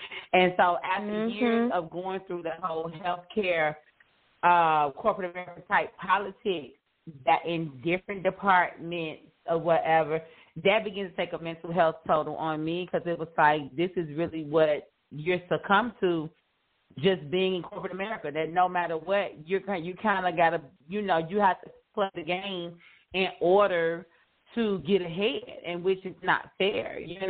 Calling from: Houston, Texas, United States; also born or lived in Illinois; I am calling from Houston, Texas.

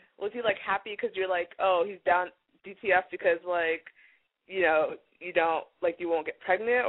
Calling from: West Hollywood, California, United States; Calling from West Hollywood, and I'm 19.

